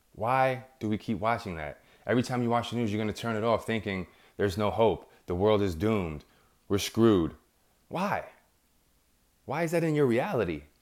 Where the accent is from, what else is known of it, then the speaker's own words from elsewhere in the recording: New York, United States; I'm from New York